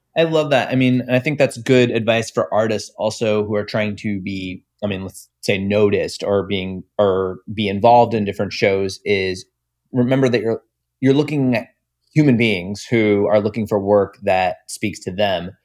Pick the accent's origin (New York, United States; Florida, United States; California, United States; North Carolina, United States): Florida, United States; Tampa Bay area; I'm from the Tampa Bay area